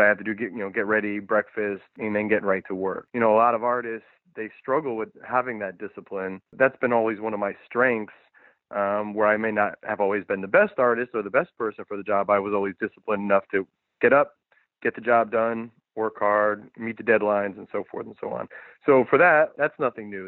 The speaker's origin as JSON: {"language": "English", "region": "Connecticut", "country": "United States", "also_born_or_lived": "New York", "moved": "as an adult", "lives_now": "California, United States", "said": "I'm from the East Coast, I'm from Connecticut and New York, and those those are the places I've lived"}